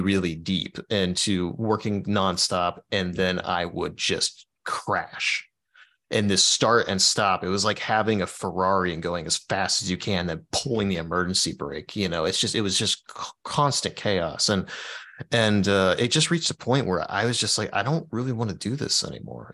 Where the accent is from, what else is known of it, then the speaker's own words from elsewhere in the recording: Dayton, Ohio, United States; moved away as an adult; also born or lived in Florida Keys; I live in Dayton, Ohio